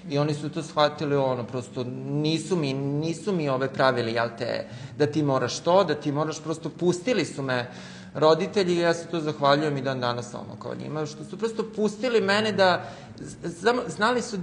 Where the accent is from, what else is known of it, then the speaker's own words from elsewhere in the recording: Smederevo, Podunavlje District, Serbia; now in Belgrade, Serbia; ja sam rođen u Smederevu, e, živim u Beogradu sada